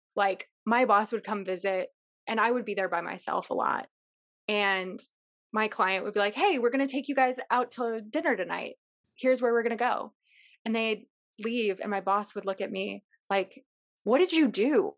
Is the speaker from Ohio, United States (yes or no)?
no; Chicago, Illinois, United States; I grew up in Chicago